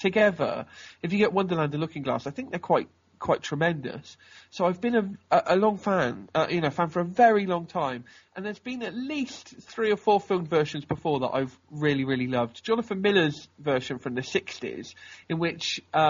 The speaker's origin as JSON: {"language": "English", "town": "Oxford", "region": "South East England", "country": "United Kingdom", "said": "I'm from Oxford."}